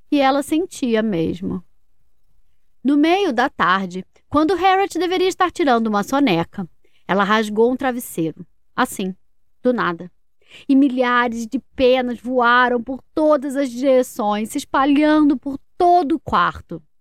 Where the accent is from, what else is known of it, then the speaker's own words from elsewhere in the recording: Portugal; tenho 7 anos e venho de Portugal.